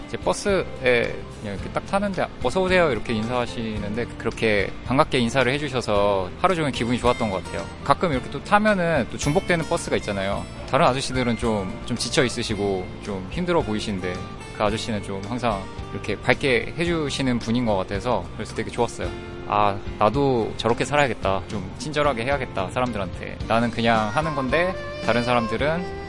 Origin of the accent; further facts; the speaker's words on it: Busan, South Korea; 저는 부산에서 온